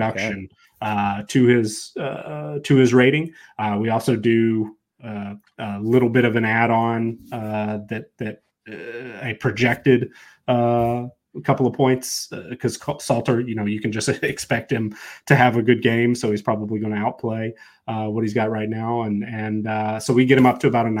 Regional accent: Atlanta, Georgia, United States; I grew up in the Atlanta area, went to several Peach Bowls growing up

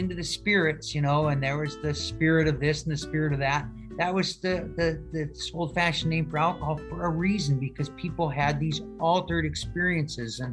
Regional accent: Seattle, Washington, United States; I grew up here in Seattle

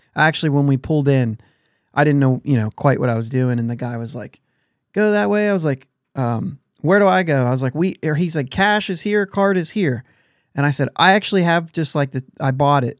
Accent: near Pittsburgh, Pennsylvania, United States; we grew up near Pittsburgh

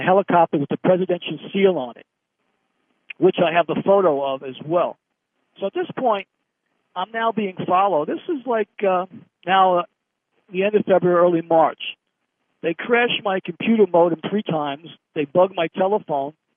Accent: United States; I'm American

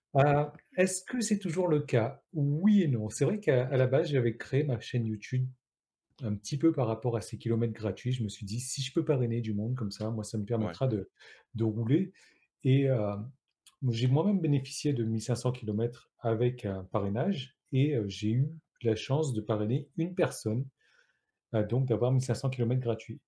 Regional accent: Réunion; moi je suis français, mais je suis de La Réunion

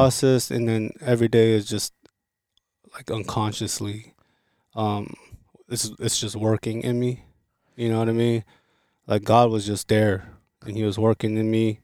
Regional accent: Los Angeles, California, United States; also born or lived in Seoul, South Korea; I grew up in L

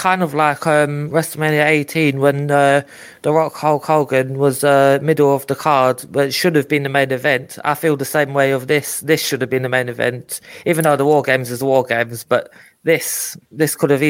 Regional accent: London, United Kingdom; growing up in East London.

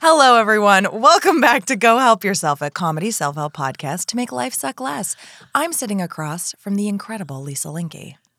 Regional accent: Florida, United States; I'm from Florida

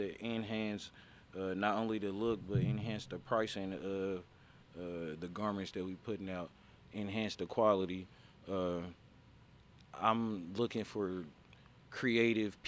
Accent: Indianapolis, Indiana, United States; I'm from Indiana

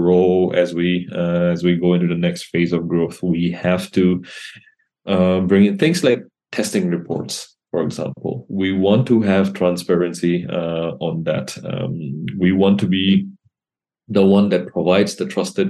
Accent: Assam, India; also born or lived in Paris; I come from Assam

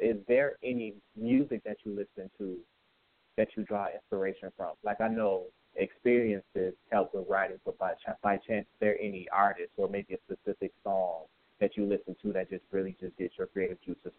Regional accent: Michigan, United States; I'm from Michigan, and like, I'm real big into the Motown movement

